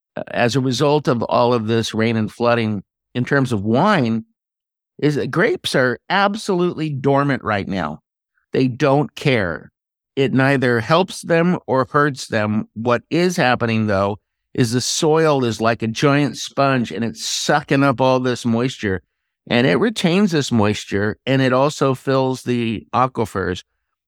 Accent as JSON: {"language": "English", "region": "California", "country": "United States", "said": "I am a Californian, I have a California address as well"}